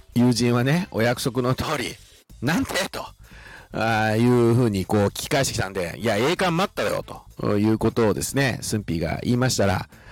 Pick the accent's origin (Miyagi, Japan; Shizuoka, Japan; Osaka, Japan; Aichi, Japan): Shizuoka, Japan; 私たち静岡県人の一員